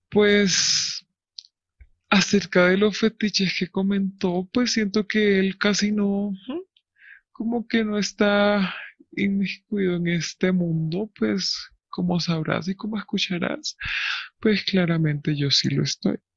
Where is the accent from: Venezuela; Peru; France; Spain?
France; Lyon, Auvergne-Rhône-Alpes; Spanish is a second language; Pues yo soy francés, yo crecí en Francia desde que tengo memoria, pero y pues gracias a esto, gracias a que crecí en un pequeño pueblo llamado Lyon, siempre fui como muy distinto